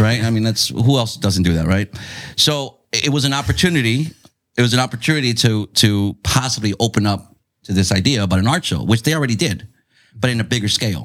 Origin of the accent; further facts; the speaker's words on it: Chula Vista, California, United States; I grew up in Otay, like Castle Park